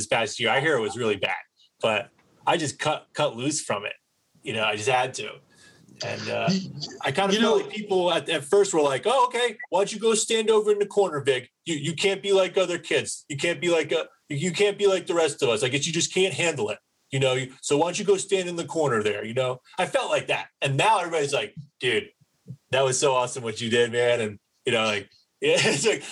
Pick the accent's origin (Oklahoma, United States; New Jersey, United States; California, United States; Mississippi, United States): New Jersey, United States; East Coast; accent: East Coast; moved away; my East Coast accent